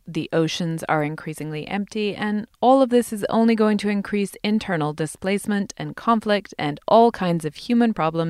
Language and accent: English; England, United Kingdom; now in United States; as someone who didn't grow up here. There's a culture of individual giving in America that we don't have, for example, in my home country of England.